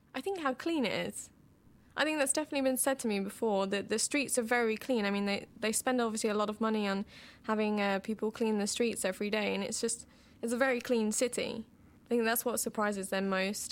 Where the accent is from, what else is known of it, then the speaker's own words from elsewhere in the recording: Boston, East Midlands, United Kingdom; moved away as an adult; also born or lived in Groningen, Netherlands; now in Amsterdam, Netherlands; I was born in Boston, England